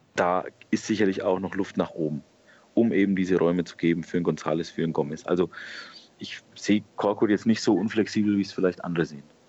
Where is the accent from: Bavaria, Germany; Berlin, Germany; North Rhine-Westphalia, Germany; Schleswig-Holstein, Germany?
Bavaria, Germany; Franconia; ich bin Franke. Bei uns sagt man das nicht so